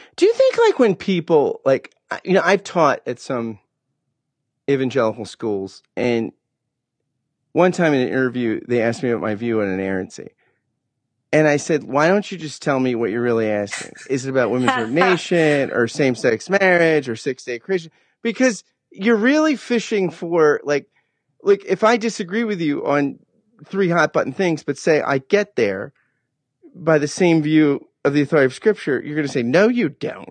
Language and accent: English; New Jersey, United States; I grew up in Jersey